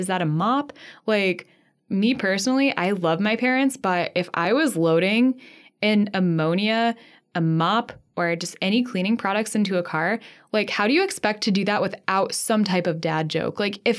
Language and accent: English; Midwest, United States; And because we're from the Midwest, very sorry.